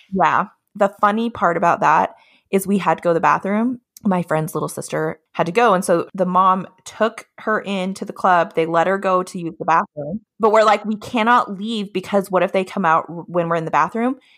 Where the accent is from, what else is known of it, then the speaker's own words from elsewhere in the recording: Utah, United States; also born or lived in Colorado / Hawaii; now in Olympia, United States; I grew up in Utah most of my life, a lot of my family is from Hawaii